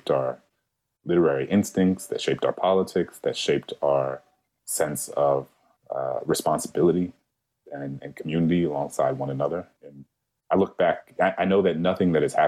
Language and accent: English; New Orleans, Louisiana, United States; moved away; we're both from New Orleans. And every time I go back home